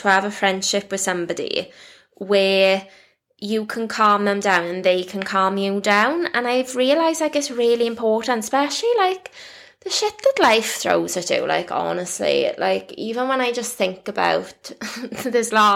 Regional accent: Wales, United Kingdom; I'm Welsh

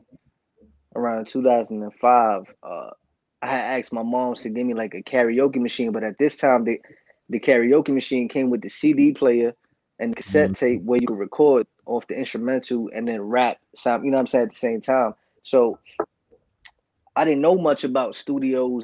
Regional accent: New York City, New York, United States; I'm actually from the North part of the Bronx

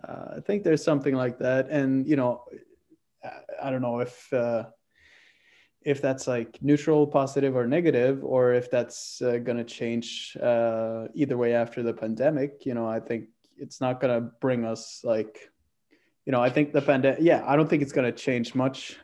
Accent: Oslo, Norway; I'm from Oslo.

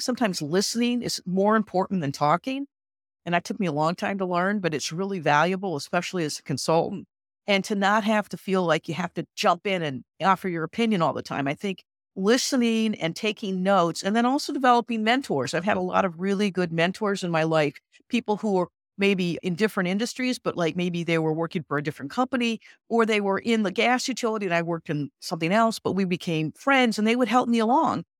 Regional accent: Midwest, United States; I'm from the Midwest, I say roof

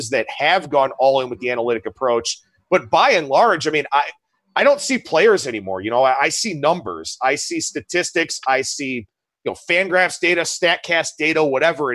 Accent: Cleveland, Ohio, United States; growing up in Cleveland, you know, when I was a kid, the Indians were in that run in the 90s

